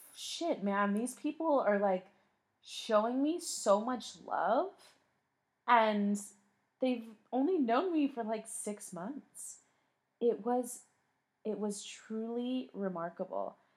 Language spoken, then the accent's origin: English; San Diego, California, United States; moved away as an adult; now in Madrid, Spain; I am a San Diego girl, okay? I came from San Diego